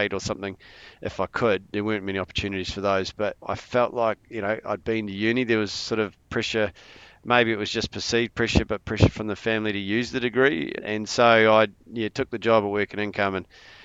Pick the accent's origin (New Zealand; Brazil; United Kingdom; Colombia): New Zealand; Wairarapa, Wellington; it's growing up here, it's a pretty special place, and it gets in your blood.